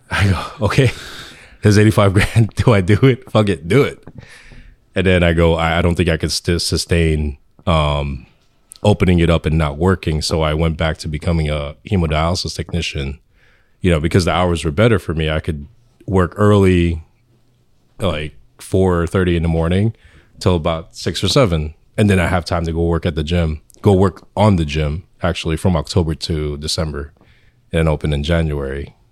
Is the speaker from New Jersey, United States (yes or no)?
yes; Irvington, New Jersey, United States; also born or lived in Philippines / Union, New Jersey; I was born in the Philippines, but I came here young, and then I grew up in Irvington, and then moved to Union